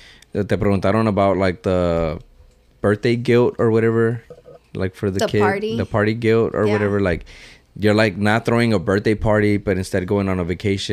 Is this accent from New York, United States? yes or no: no; Houston, Texas, United States; I'm from Houston.